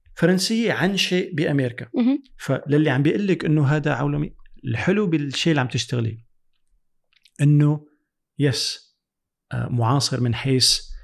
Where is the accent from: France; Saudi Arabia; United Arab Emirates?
France; also born or lived in United States; انا ربيت بفرنسا